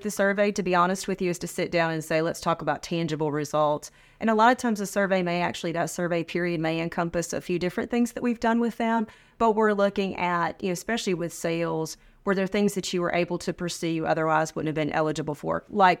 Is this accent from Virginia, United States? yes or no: no; Sanford, North Carolina, United States; moved away as an adult; now in South Carolina, United States; I'm originally from North Carolina.